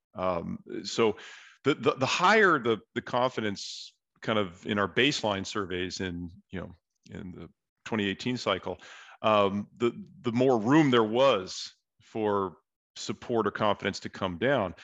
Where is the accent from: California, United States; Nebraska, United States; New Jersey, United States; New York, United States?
California, United States; San Diego; I'm from San Diego